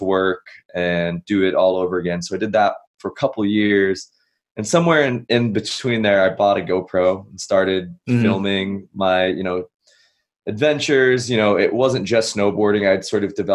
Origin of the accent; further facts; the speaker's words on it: Massachusetts, United States; moved away as an adult; I grew up back East. I grew up in Massachusetts